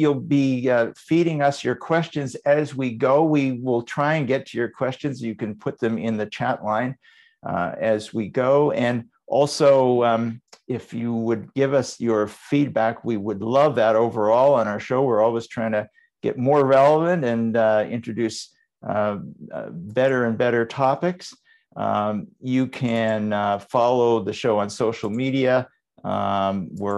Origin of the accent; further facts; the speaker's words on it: Vancouver, British Columbia, Canada; my hometown, Vancouver.